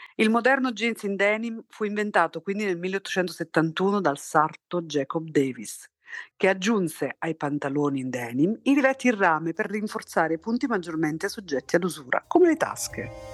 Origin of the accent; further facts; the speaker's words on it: Torre Annunziata, Campania, Italy; moved away as an adult; also born or lived in Naples / London; io sono nata a Torre Annunziata nel 1977